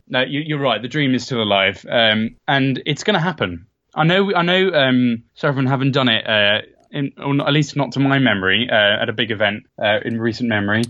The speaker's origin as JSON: {"language": "English", "town": "Bedford", "region": "East of England", "country": "United Kingdom", "moved": "yes", "said": "I'm from Bedford originally"}